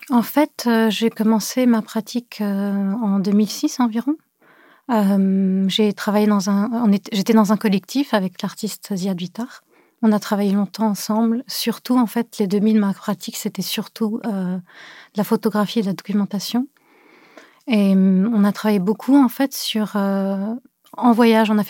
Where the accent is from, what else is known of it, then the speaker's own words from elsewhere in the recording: Cameroon; also born or lived in Beirut / France; now in Montreal, Canada; euh, je suis une artiste en art visuel. Je suis née à Beyrouth. Euh, j'ai grandi au Cameroun, en France.